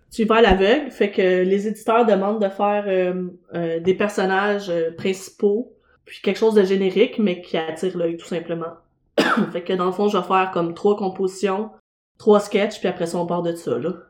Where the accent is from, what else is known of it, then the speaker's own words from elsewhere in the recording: Montreal, Quebec, Canada; j'habite, puis je suis né dans Schlaga